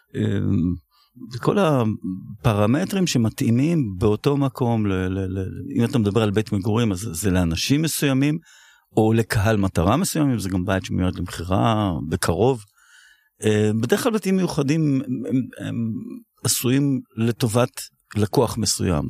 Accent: Tel Aviv, Tel Aviv District, Israel; אני גדלתי בתל אביב

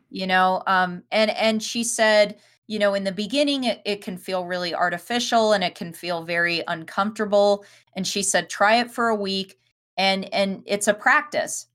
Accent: Denver, Colorado, United States; we grew up in Denver

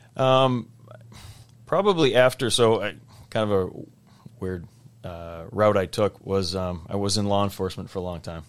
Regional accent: Weston, Massachusetts, United States; I knew guys that went to Belmont Hill and Nobles growing up in Weston

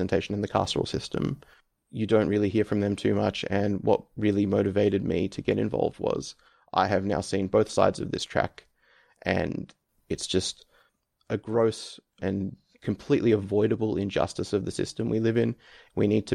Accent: Melbourne, Victoria, Australia; now in Canberra, Australia; I am from Melbourne originally and now live in Canberra

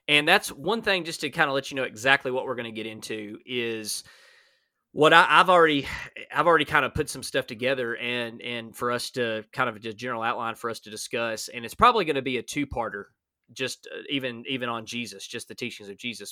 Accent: Alabama, United States; I'm from Alabama

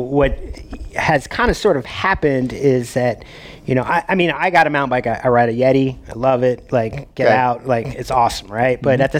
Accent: Maryland, United States; moved away; also born or lived in Colorado; I grew up in Maryland. I spent some time, you know, obviously in Virginia during the summers and all that kind of stuff.

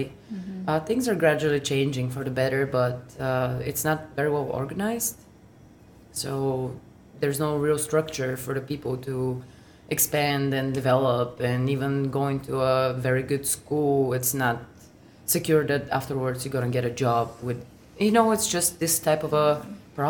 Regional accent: Bulgaria; now in Alaska, United States; Growing up in Bulgaria, it was nice. I had a very neat childhood

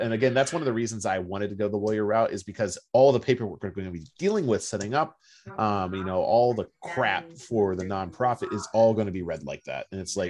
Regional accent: Cincinnati, Ohio, United States; Cincinnati, Ohio, and I went to this building

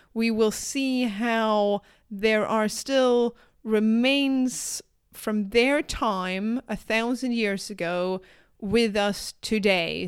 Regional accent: southern Sweden, Sweden; accent: southern Swedish; I'm from the south

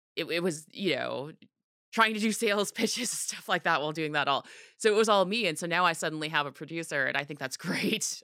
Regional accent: Orange County, California, United States; I grew up in Orange County

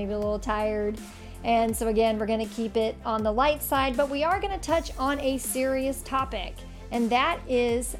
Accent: Indianapolis, Indiana, United States; my hometown of Indianapolis

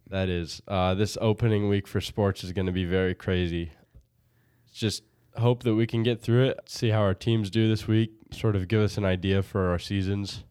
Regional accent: Berne, Indiana, United States; also born or lived in Bluffton, Indiana; I then moved to Bern and went to the Mennonite preschool and then went to South Adams ever since.

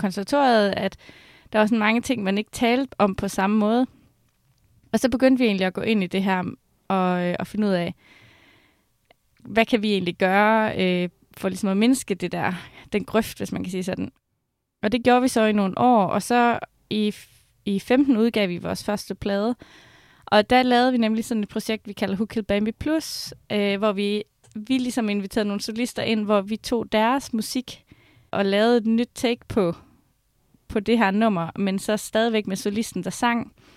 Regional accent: Skive, Central Denmark Region, Denmark; der, hvor jeg kommer fra, så spiller man mest fodbold og håndbold

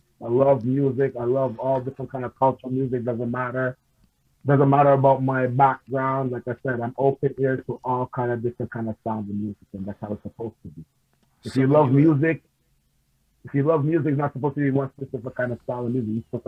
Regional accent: Queens, New York, United States; I grew up also in New York. Not born and raised, but I grew up because I was staying pretty much living with my grandmother, which is living in Queens

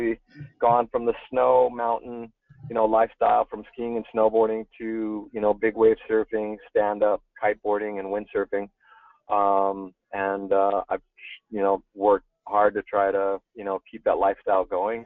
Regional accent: Northern California, United States; first language German; English is a second language; also born or lived in Munich, Germany / Berkeley, California; born and raised in Northern California, and then moved to Munich, Germany to spend some of my early years there, going to school. German was my first language

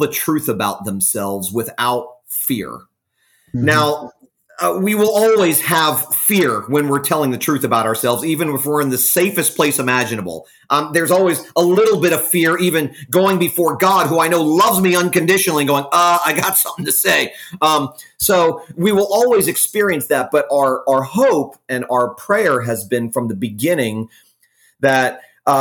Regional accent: Fort Lauderdale, Florida, United States; also born or lived in Jacksonville, Florida / Texas; now in Jupiter, United States; raised in Fort Lauderdale, Florida. I'm a Florida native

